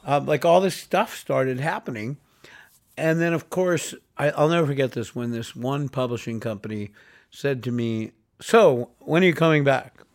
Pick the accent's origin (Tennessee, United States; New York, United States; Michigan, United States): New York, United States; New York City; moved away as an adult; I grew up in New York City, born and raised, uh, first twenty-one years of my life I spent there